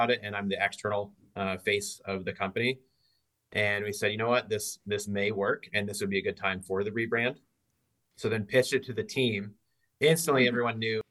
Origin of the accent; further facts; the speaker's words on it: Southeast Iowa, United States; also born or lived in Dublin, Ireland / Ames, Iowa; I grew up farm in Southeast Iowa, traditional row crops, corn, soybeans